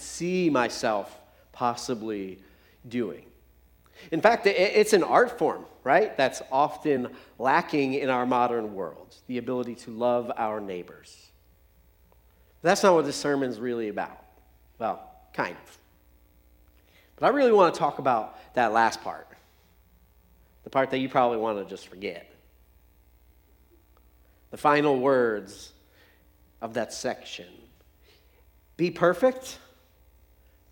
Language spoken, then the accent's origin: English; United States; as English-speaking Americans